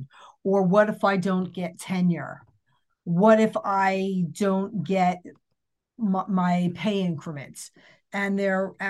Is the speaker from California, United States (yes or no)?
no; New Jersey, United States; I'm also from New Jersey